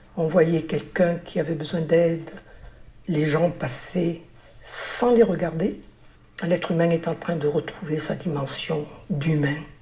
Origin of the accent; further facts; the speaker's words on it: Grand Est, France; moved away as an adult; now in Villeneuve-d'Ornon, France; j'habite à Villeneuve-d'Ornon depuis 5 ans et je suis originaire de la région euh, Grand Est